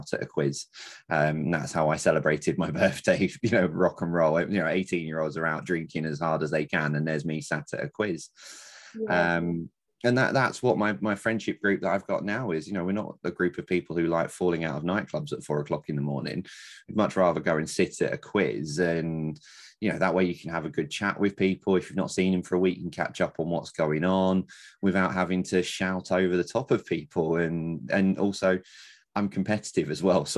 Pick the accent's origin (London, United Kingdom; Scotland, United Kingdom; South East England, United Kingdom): London, United Kingdom; moved away as an adult; now in Lancashire, United Kingdom; born and bred in London